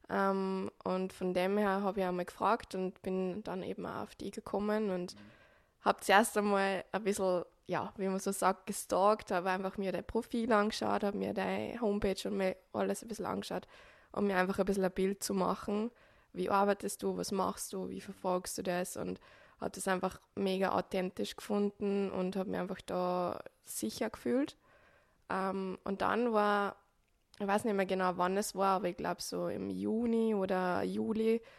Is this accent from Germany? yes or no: no; Upper Austria, Austria; accent: Upper Austrian dialect; now in Switzerland; Ursprünglich hört man es auch im Dialekt. Ich komme aus Oberösterreich, ähm, bin aber jetzt seit 2019 im November in der Schweiz als Physiotherapeutin tätig